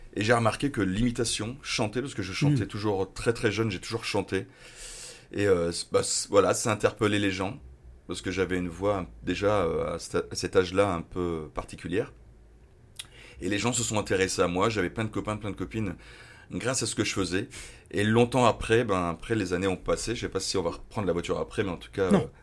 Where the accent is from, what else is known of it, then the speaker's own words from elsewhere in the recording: Dunkirk, Hauts-de-France, France; also born or lived in Lille; je suis de Dunkerque